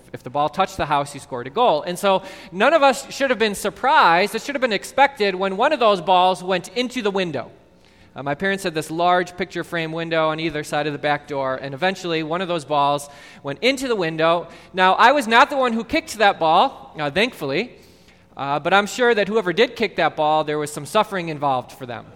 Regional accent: Mount Prospect, Illinois, United States; Growing up in Mount Prospect

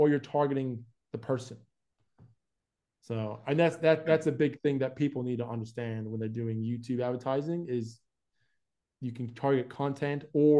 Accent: Florida, United States; accent: hybrid mixed accent, southern; moved away as an adult; now in Australia; But like, I grew up in America. I was born there and raised there for 20 years.

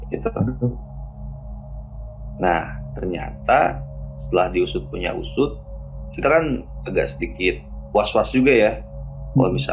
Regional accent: Purwakarta, West Java, Indonesia; Oke, selamat malam semuanya. Kenalin … kebetulan saya dari Purwakarta ya

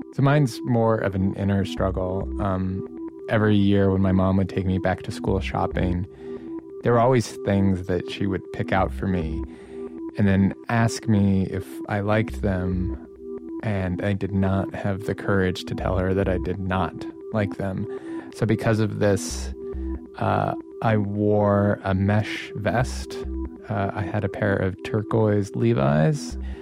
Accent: Atlanta, Georgia, United States; I'm from Atlanta, Georgia

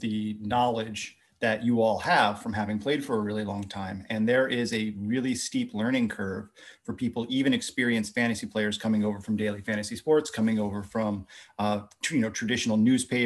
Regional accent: United States; being American

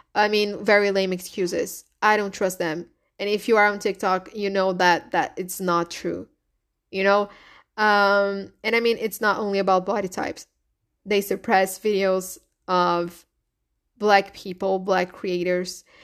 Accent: Brazil; first language Portuguese; English is a second language; I'm Brazilian. So my first language is Portuguese, is not English

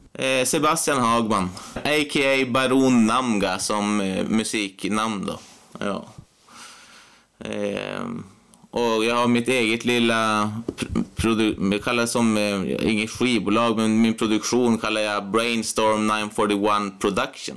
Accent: Piteå, Norrbotten County, Sweden; also born or lived in Umeå; Jag är född här i Piteå och bott här hela mitt liv.

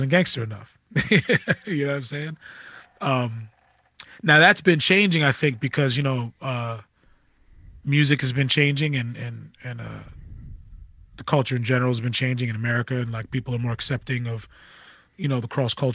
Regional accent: Amityville, New York, United States; growing up in Amityville

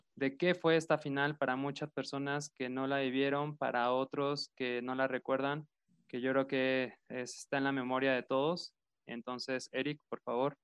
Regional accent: Puebla, Mexico; somos poblanos

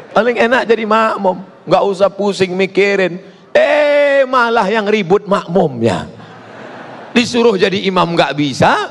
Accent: Sumatra, Indonesia; Saya orang Melayu dari Sumatera, bapak ibu orang Sunda.

